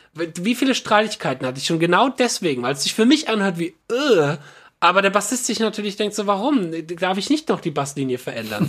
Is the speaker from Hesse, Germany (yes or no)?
yes; Frankfurt area, Hesse, Germany; der Schlagzeuger und ich, wir kommen aus dem Frankfurter Raum